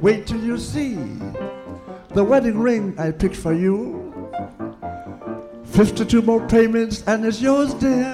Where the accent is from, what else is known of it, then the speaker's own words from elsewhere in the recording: Nashville, Tennessee, United States; moved away; also born or lived in Chicago; I was born in Nashville, Tennessee, June 13, 1905.